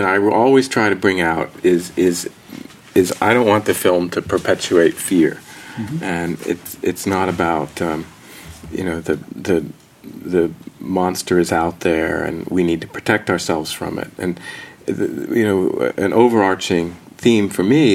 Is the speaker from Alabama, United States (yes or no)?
no; New Jersey, United States; I grew up in New Jersey